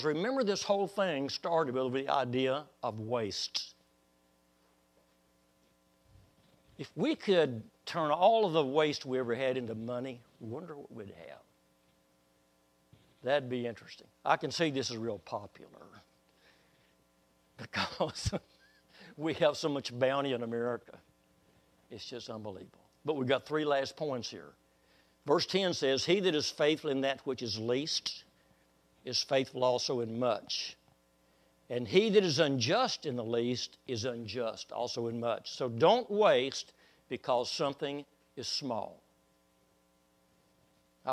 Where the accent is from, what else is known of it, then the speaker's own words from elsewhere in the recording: Waco, Texas, United States; when I was a little boy, about 5 years old, Waco, Texas